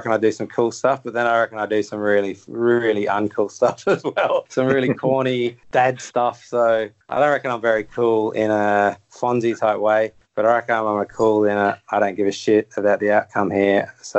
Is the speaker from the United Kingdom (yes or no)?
yes; England, United Kingdom; I'm an English person, I'd say morning, because over here, I probably get up 6 o'clock, something like that, and go to bed at 9:30, 10. But when I'm in England, I'm the other way around.